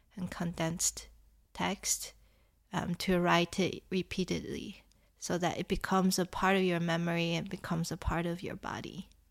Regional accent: Taiwan; moved away; I grew up in Taiwan

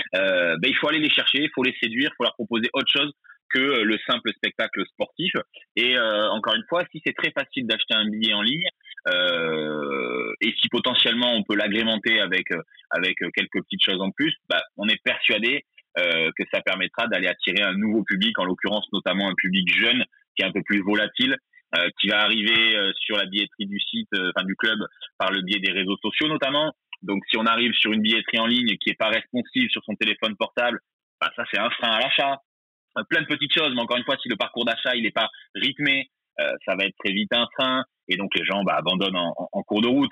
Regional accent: Bordeaux, Nouvelle-Aquitaine, France; j'ai 34 ans, euh, je suis bordelais

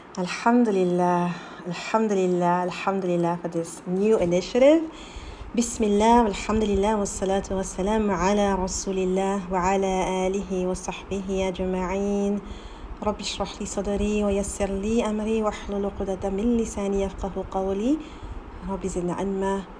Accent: Abidjan, Côte d’Ivoire; born there; I said back because I was born in Ivory Coast, Abidjan, actually.

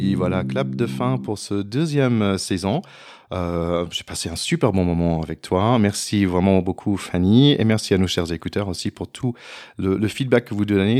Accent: United States; French is a second language; moved away; je suis américain

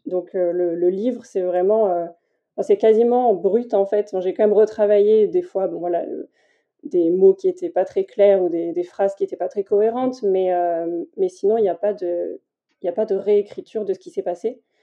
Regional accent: Tours, Centre-Val de Loire, France; now in Toulouse, France; j'habite à Toulouse et je suis originaire de Tours

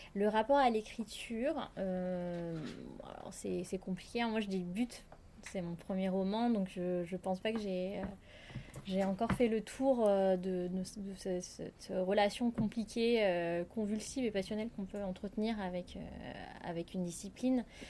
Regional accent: Madagascar; en tant que malgache

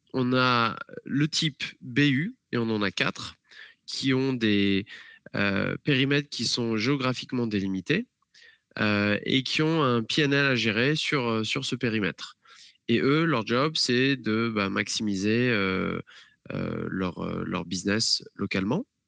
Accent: France; moved away as an adult; now in Atlanta, United States; en tant que Français

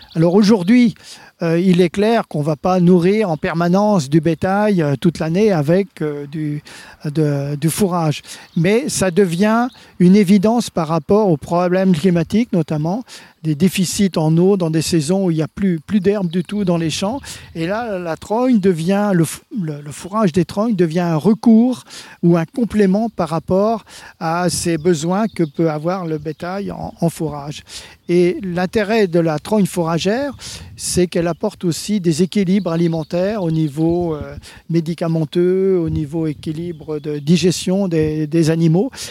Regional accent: France; chez nous en France

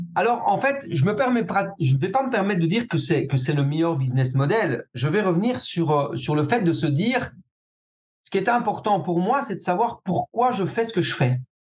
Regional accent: Belgium; chez nous en Belgique

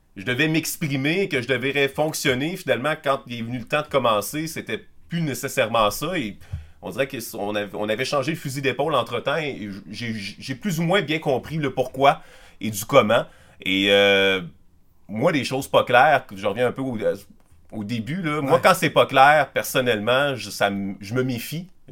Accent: Quebec City, Quebec, Canada; moved away as an adult; also born or lived in La Pocatière, Quebec; je suis originaire de Québec, de la, banlieue nord de Val-Bélair, précisément

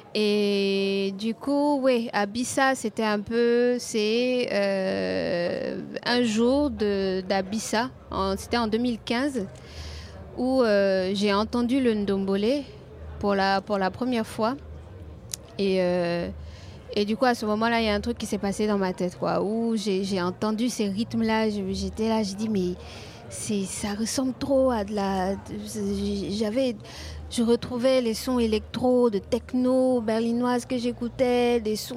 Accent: Côte d’Ivoire; quand je sors de chez moi en Côte d'Ivoire

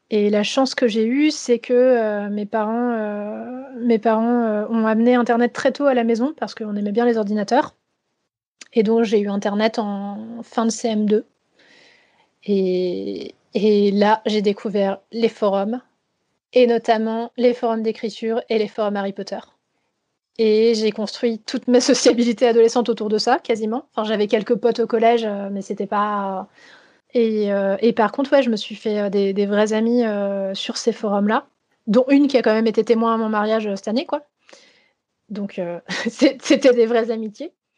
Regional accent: Vosges, Grand Est, France; moved away; j'ai grandi dans les Vosges

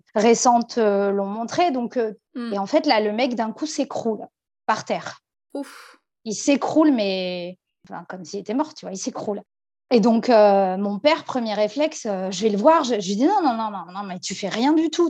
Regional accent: France; On vient de France

